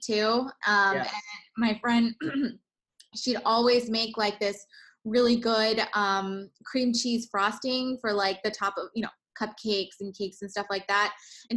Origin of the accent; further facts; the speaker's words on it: San Pedro, California, United States; born and raised in San Pedro like me